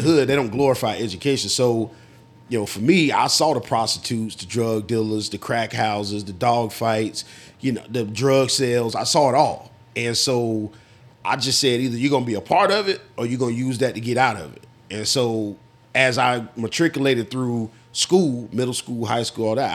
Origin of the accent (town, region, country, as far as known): Florida, United States; born or raised there; moved away as an adult